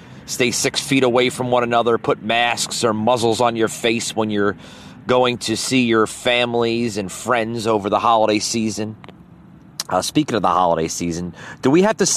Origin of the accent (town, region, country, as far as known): United States